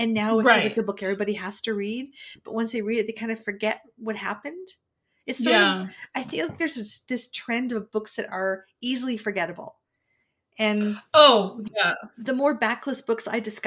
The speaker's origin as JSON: {"language": "English", "country": "Canada", "said": "we're from Canada"}